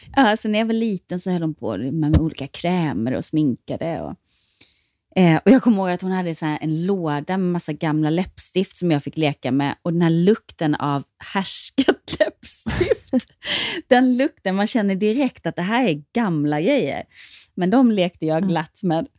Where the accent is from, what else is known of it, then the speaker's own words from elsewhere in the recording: Ronneby, Blekinge, Sweden; also born or lived in Eringsboda / Kallinge / Gothenburg; now in Stockholm, Sweden; jag kommer från ett litet samhälle som heter Eringsboda från början. Sen när jag var tio så skildes mina föräldrar och då flyttade jag och mamma till Kallinge